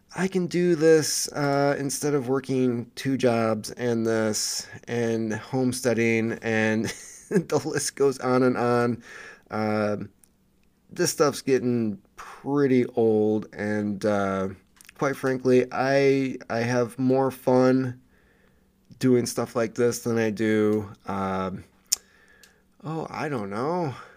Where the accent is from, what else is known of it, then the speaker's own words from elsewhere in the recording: Michigan, United States; my home state of, uh, Michigan